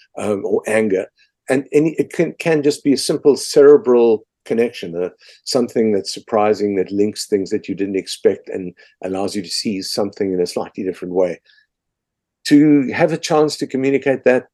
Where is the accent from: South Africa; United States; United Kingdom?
South Africa; as a South African